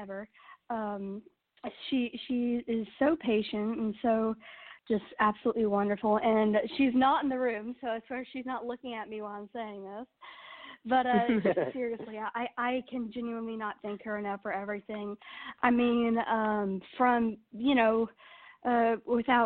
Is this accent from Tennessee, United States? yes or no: yes; Nashville, Tennessee, United States; born and raised in Nashville, Tennessee